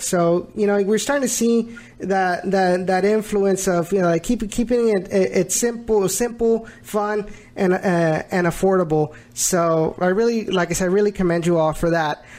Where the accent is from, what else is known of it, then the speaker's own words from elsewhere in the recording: the Rio Grande Valley, Texas, United States; moved away as an adult; now in Houston, United States; before I moved into uh, moved to Houston, I because I I'm from the Valley